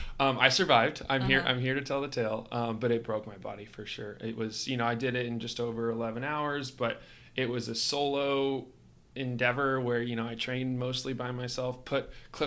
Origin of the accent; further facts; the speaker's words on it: Kansas, United States; moved away as an adult; also born or lived in Denver, Colorado / California; now in Austin, United States; I grew up in the Midwest. I'm originally from Kansas, and I found my way down to Austin to go to college. So I came down here in 2011, went to UT.